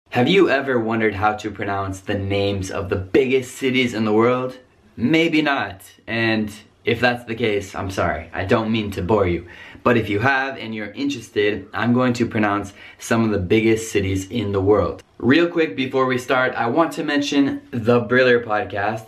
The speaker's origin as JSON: {"language": "English", "country": "United States", "accent": "American", "moved": "yes", "lives_now": "Rome, Italy", "said": "my natural American accent"}